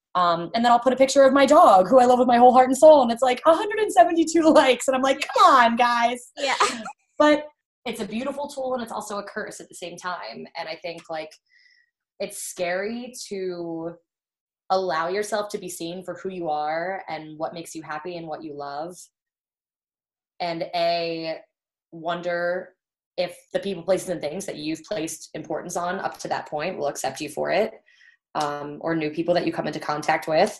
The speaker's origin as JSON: {"language": "English", "town": "Baltimore", "region": "Maryland", "country": "United States", "tie": "born or raised there", "said": "I'm from the Baltimore area and kind of stayed local through school"}